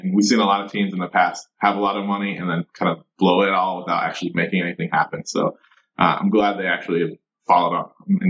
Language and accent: English; Ann Arbor, Michigan, United States; moved away as an adult; also born or lived in Syracuse, New York; So I was born and raised in a town called Ann Arbor, Michigan. So town about 100,000 people, Midwest.